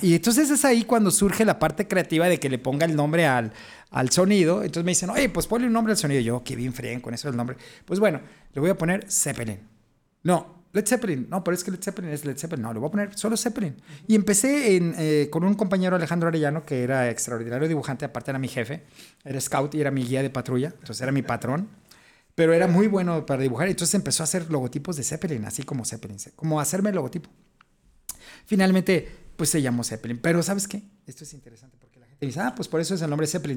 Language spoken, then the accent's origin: Spanish; Guadalajara, Jalisco, Mexico; yo soy de Jalisco, de Guadalajara